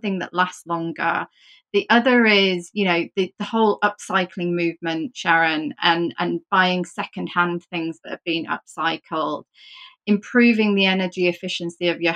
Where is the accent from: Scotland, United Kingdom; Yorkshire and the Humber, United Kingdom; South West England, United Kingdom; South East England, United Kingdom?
Yorkshire and the Humber, United Kingdom; I'm from Yorkshire.